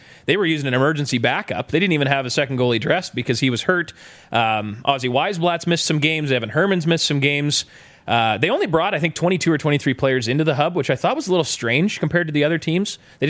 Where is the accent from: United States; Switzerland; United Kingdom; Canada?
Canada; Boissevain, Manitoba; I'm from Boys Vane